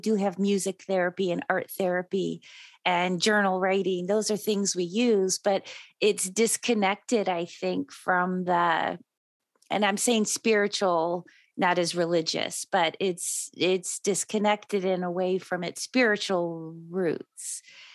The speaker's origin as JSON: {"language": "English", "country": "Spain", "moved": "yes", "said": "I'm also from Spain."}